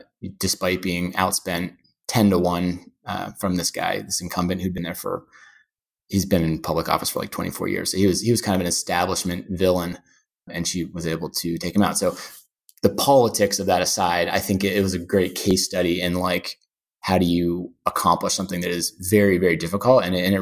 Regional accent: New York, United States; And yeah, definitely love living in New York. I'm a New Yorker and I like the variety.

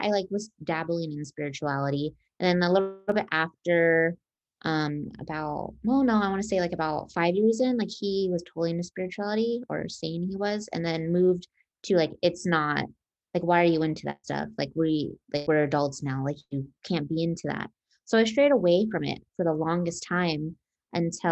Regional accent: Las Vegas, Nevada, United States; born and raised in Vegas

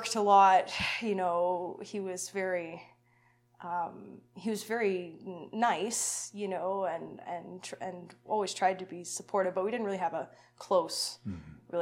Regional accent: Lethbridge, Alberta, Canada; I was born in Lethbridge, so, you know, not far from here. Mm-hmm. I lived there till I was about 10.

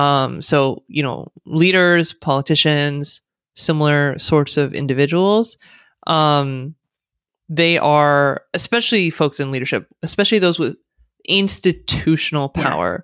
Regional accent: United States; accent: American; first language English; someone born and raised in the United States who speaks with an American accent, English is the only language I speak

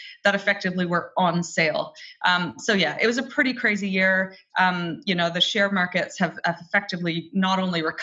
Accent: Canada; I was raised in Canada, single mom family

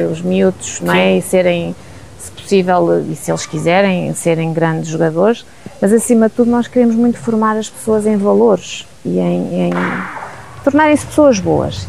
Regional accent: Alcobaça, Centro, Portugal; moved away as an adult; also born or lived in Lisbon; now in Nelas, Portugal; Nasci eh, em Lisboa e vivi em Alcobaça a vida toda

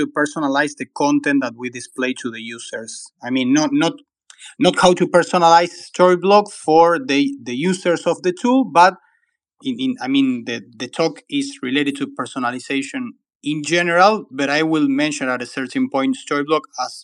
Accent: Argentina; I'm from Argentina. I live in Buenos Aires

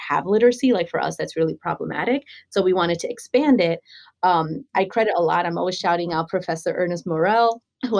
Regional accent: New York City, New York, United States; also born or lived in Chile / Queens, New York; I grew up in New York City, I came from Chile at a very young age

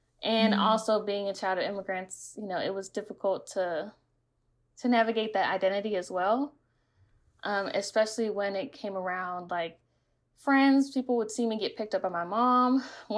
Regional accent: the South, United States; because I grew up in the Bible Belt.

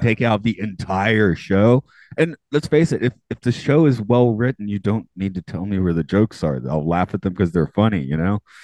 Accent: Atlanta, Georgia, United States; I'm from Atlanta

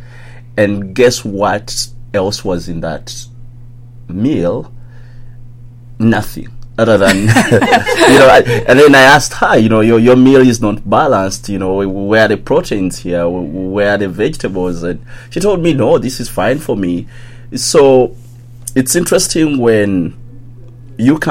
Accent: Uganda; I grew up in a little town like 1 hour away from the capital, which is Kampala

